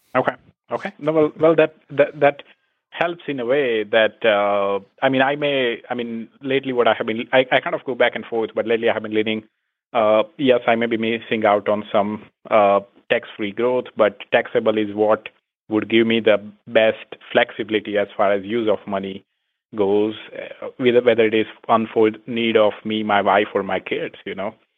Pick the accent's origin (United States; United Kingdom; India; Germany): India; moved away as an adult; I'm originally from India